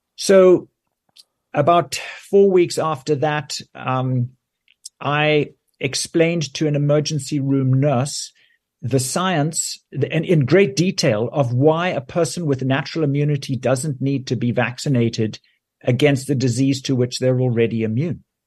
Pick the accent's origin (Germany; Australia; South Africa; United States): South Africa; moved away as an adult; also born or lived in Johannesburg, South Africa / United Kingdom; now in Canada; I grew up in South Africa where I did my medical training